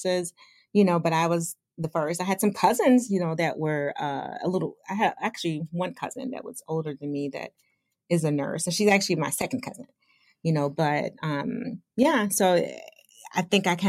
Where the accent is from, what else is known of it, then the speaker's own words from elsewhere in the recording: Chicago, Illinois, United States; also born or lived in Western Michigan; I grew up in Chicago, you know, like the Chicagoland